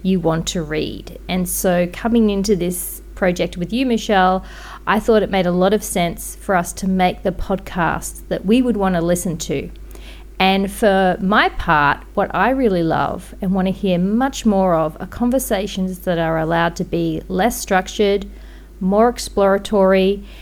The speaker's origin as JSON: {"language": "English", "country": "Australia", "also_born_or_lived": "Brisbane", "said": "I'm an Australian artist living in Brisbane"}